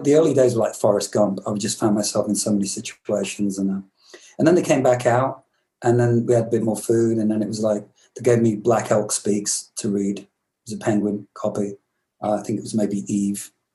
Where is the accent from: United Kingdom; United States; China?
United Kingdom; England; moved away; also born or lived in Glasgow, Scotland; I'm English